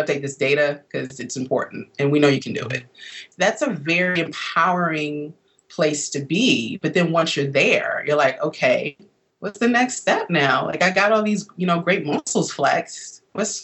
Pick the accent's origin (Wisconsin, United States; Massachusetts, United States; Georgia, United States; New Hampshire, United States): Wisconsin, United States; Milwaukee; moved away as an adult; now in Washington, D.C., United States; growing up in Milwaukee, where I'm originally from